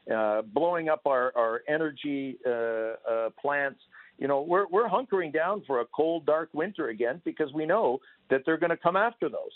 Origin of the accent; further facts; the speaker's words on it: Canada; now in Ukraine; I come from Canada